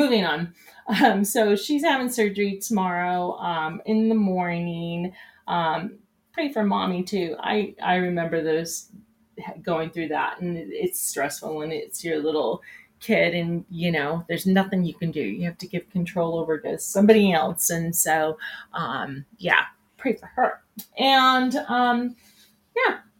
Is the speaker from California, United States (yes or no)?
yes; California, United States; now in Denver, United States; growing up in California when it was super hot